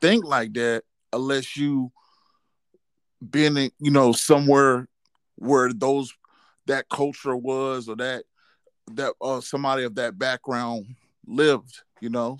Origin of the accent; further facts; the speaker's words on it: Georgia, United States; I'm from Georgia